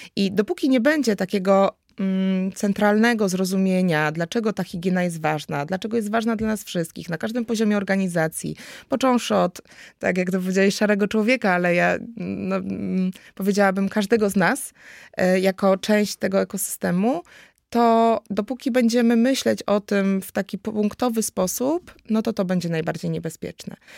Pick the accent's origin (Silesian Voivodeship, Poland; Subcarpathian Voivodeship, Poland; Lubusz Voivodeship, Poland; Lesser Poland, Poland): Lesser Poland, Poland; Kraków; jestem z Nowej Huty z Krakowa